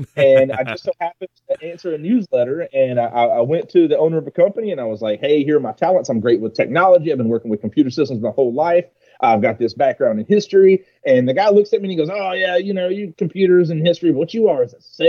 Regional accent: Georgia, United States; accent: southern; I am a Georgia native. So depending on where I am in the country, my accent is thicker or lesser

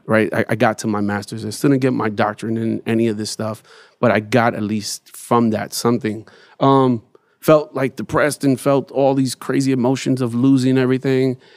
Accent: New York City, New York, United States; growing up in Bed Stuy

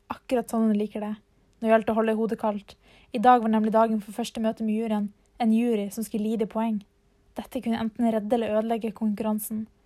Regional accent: Narvik, Nordland, Norway; Ja, jeg kommer også fra Narvik.

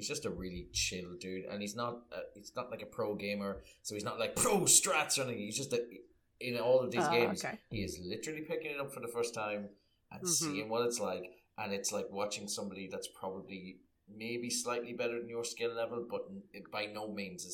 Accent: Ireland; growing up in Catholic repressed Ireland

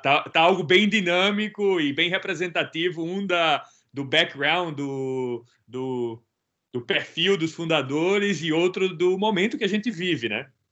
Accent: Brazil; Eu sou original do Brasil

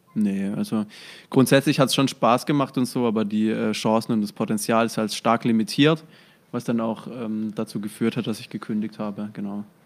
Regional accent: near Heilbronn, Baden-Württemberg, Germany; Also ich komme ja aus der Nähe von Heilbronn

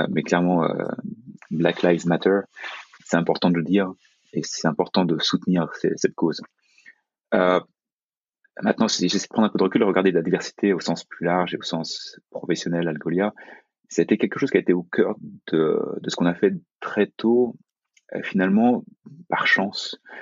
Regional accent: France; quand on est français, quand on est européen

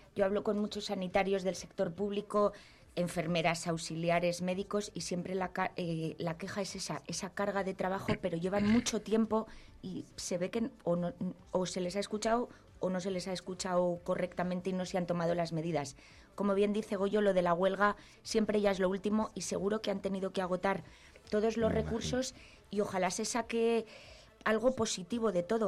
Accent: Palencia, Castile and León, Spain; me traje a Palencia, a mi, a mi ciudad, a mi tierra

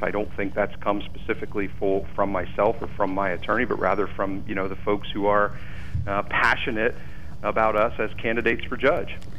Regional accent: Lewisburg, Pennsylvania, United States; also born or lived in Selinsgrove, Pennsylvania / Kelly Township, Pennsylvania; I'm born and raised in Lewisburg

